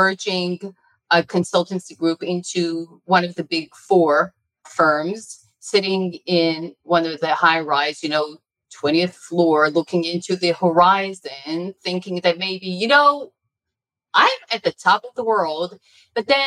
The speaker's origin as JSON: {"language": "English", "country": "Israel", "tie": "born or raised there", "also_born_or_lived": "United States", "said": "I was born in the United States of America. My parents are Israelis. My father got his PhD and postdoctorate in Yale, Princeton. And I grew up in Israel, and all my adult life has been here"}